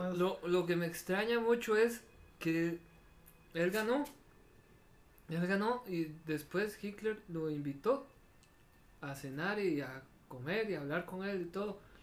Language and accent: Spanish; Costa Rica; como somos los ticos